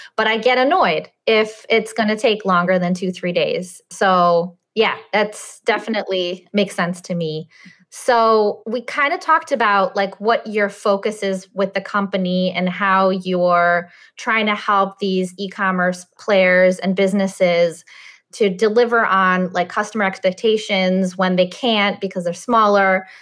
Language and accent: English; Russia; also born or lived in Chicago area; now in Chicago, United States; I'm Russian. I was born in Russia